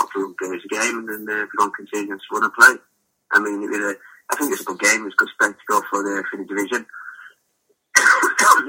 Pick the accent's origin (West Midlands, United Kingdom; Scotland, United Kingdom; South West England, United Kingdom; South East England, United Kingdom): West Midlands, United Kingdom; Walsall; I was fortunate enough to play for my hometown club, the club I support as a kid growing up